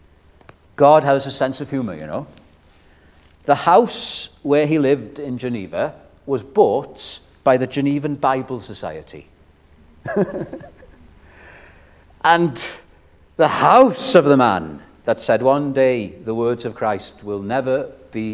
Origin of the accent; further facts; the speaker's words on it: Wales, United Kingdom; I'm a Welshman